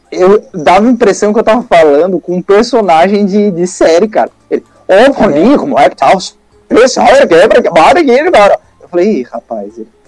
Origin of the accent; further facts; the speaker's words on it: São Paulo, Brazil; now in Santa Catarina, Brazil; eu não sou catarinense, né? Eu sou paulista, moro aqui eu já faz um tempo